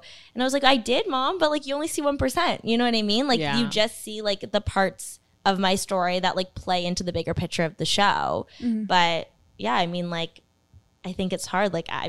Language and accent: English; Canada; So the area I grew up in and my high school was like probably 90% Chinese.